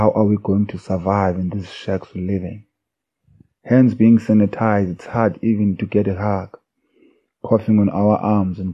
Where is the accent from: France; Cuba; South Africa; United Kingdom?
South Africa; King William's Town, Eastern Cape; first language Xhosa; English is a second language; now in Cape Town, South Africa; I was born and bred in the Eastern Cape in a small village called Fort Murray in King Williamstown, but now residing in Cape Town, Delft.